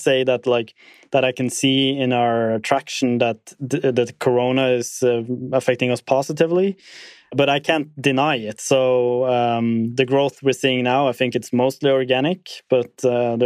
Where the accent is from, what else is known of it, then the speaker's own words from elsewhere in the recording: Tromsø, Troms, Norway; my hometown, Tromsø